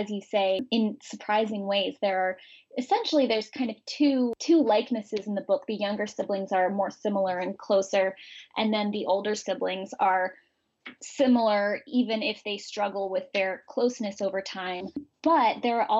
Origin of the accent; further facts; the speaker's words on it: San Francisco, California, United States; I'm from San Francisco and I grew up with gay parents